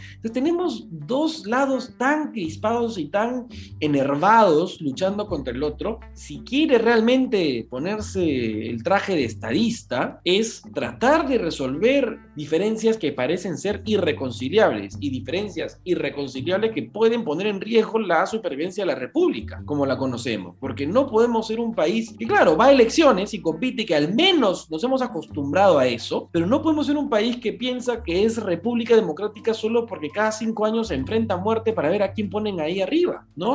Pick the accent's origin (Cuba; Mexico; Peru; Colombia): Peru; los peruanos